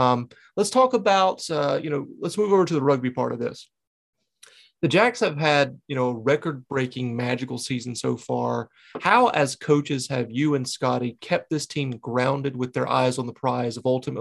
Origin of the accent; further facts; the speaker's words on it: the South, United States; moved away; You know, I'm from the South, and when I moved up here, I felt like I was in a different country.